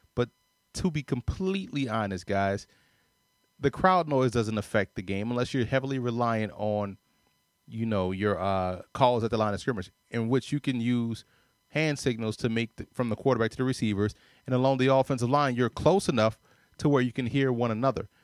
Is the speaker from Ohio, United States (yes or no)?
no; New Orleans, Louisiana, United States; I say park ball 'cause I'm from New Orleans